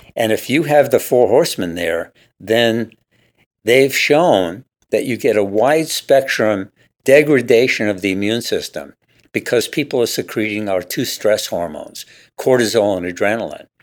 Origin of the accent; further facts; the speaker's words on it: New York, United States; now in Seattle, United States; I grew up in New York